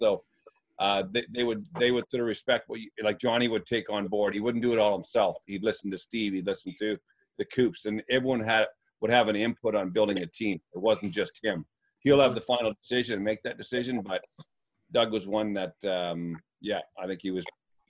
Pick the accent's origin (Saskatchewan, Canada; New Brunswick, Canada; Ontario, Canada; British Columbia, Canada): Ontario, Canada; Sudbury; moved away as an adult; also born or lived in Wales; Paul's a friend of mine growing up in Sudbury